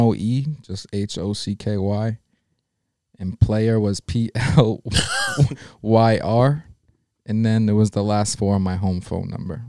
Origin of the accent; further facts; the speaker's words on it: Rhode Island, United States; Like, I grew up, Rhode Island's fire. Providence is fire.